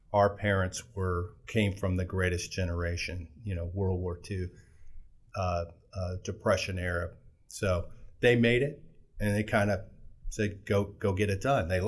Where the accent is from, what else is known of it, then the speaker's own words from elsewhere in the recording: Fort Walton Beach, Florida, United States; Well, I came from Florida. I was born in Fort Walton Beach